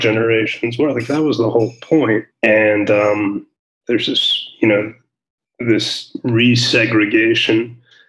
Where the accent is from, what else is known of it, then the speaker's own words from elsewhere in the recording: New York City, New York, United States; moved away as an adult; also born or lived in Afghanistan; now in Israel; I grew up in New York. I'm born and raised in Brooklyn